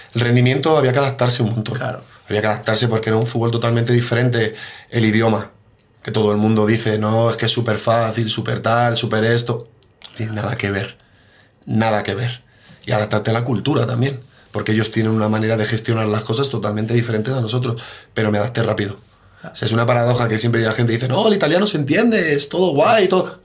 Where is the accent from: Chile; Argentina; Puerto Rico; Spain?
Spain; Mejorada del Campo, Community of Madrid; moved away as an adult; also born or lived in Poland / Italy / Switzerland; Yo soy de Mejorada del Campo y me crié en el Mejoreño